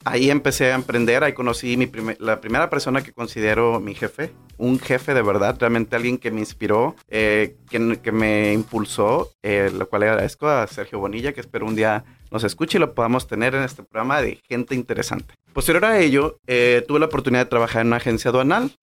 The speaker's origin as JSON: {"language": "Spanish", "town": "Manzanillo", "region": "Colima", "country": "Mexico", "tie": "born or raised there", "moved": "as an adult", "lives_now": "Tijuana, Mexico", "said": "mi vida se desarrolló en Manzanillo, Colima"}